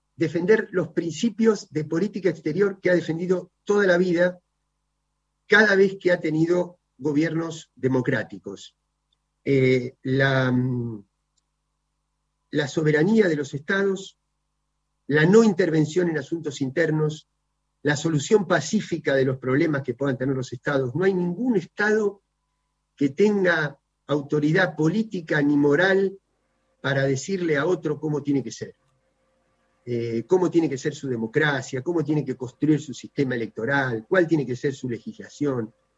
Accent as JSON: {"language": "Spanish", "country": "Argentina"}